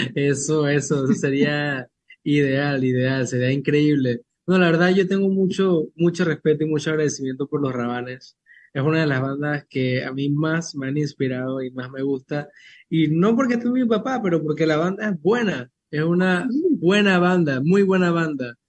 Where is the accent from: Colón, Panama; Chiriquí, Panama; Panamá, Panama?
Chiriquí, Panama; en mi tierra, Chiriquí